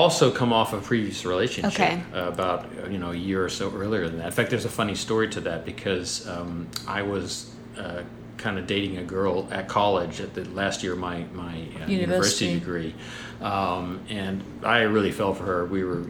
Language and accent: English; United States; You know, when I was born here in the States, I lived up in the countryside, out in the middle of nowhere, 50 miles away from school.